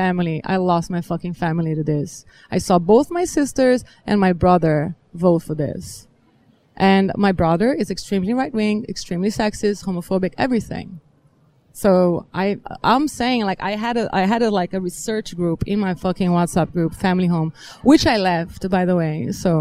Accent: Brazil; I am from Brazil and assigned female at birth

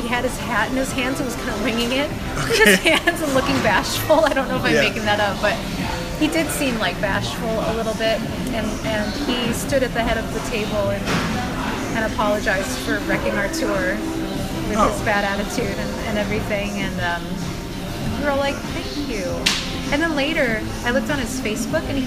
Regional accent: Michigan, United States; Growing up in Michigan

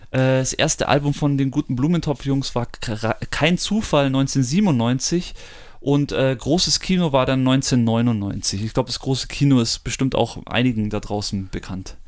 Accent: Munich, Bavaria, Germany; wir sind aus München oder um München rum.

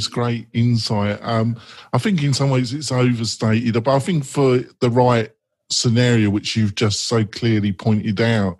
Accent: London, United Kingdom; accent: North London; my North London accent

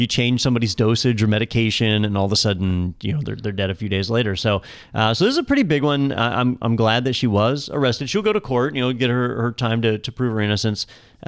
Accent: Florida, United States; We're from Florida.

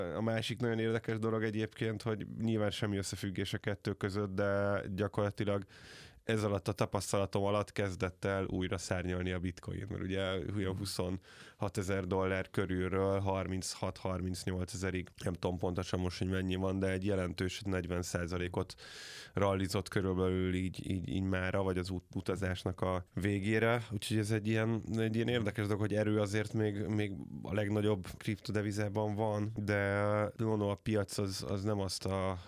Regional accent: Hungary

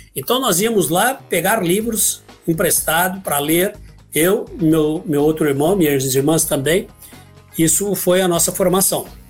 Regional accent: Ribeirão Preto, São Paulo, Brazil; also born or lived in Guaxupé, Minas Gerais / São José do Rio Pardo; eu nasci em Guaxupé, Minas Gerais, sul de Minas. E vim para cá muito pequeno, eu tinha quatro, cinco anos talvez. Eu me lembro da data que eu cheguei aqui em Ribeirão Preto

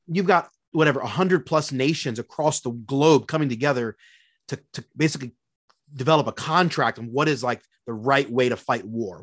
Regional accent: Philadelphia, Pennsylvania, United States; moved away as an adult; now in Minneapolis, United States; born and raised in Philadelphia, Pennsylvania

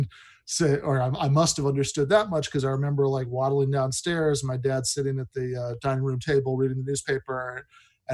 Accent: East Lansing, Michigan, United States; also born or lived in Ulsan, South Korea; I grew up in Michigan and in East Lansing

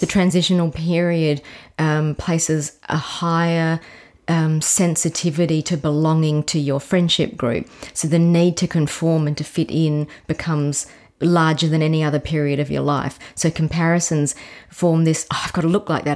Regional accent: McLaren Vale, South Australia, Australia; I actually grew up, it was then really considered country, but, um, McLaren Vale

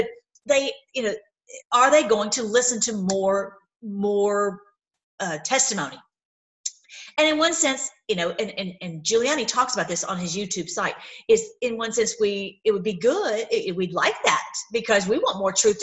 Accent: Tennessee, United States; moved away; I'm from Tennessee originally

